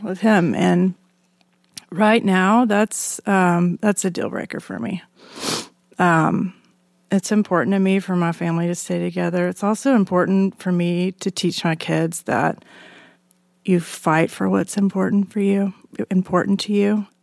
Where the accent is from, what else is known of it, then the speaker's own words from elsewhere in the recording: Alabama, United States; moved away; I grew up in Alabama in a conservative evangelical family